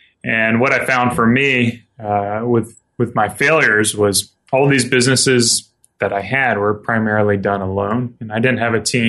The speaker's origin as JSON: {"language": "English", "region": "South Carolina", "country": "United States", "tie": "born or raised there", "moved": "as an adult", "lives_now": "Spokane, United States", "said": "I grew up in the South. I grew up in South Carolina and moved out here about 5 years ago with my wife when she got recruited for a job"}